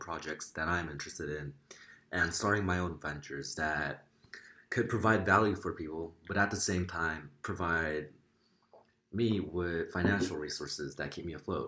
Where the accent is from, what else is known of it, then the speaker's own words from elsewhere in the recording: South Korea; I go to SMIC. I'm a junior this year. And I'm from Korea. I don't look Korean. I don't sound Korean.